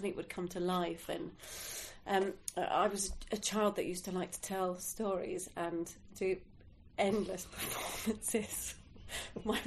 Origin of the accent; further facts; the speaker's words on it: near Chichester, South East England, United Kingdom; we grew up near Chichester, actually. We had a house down there.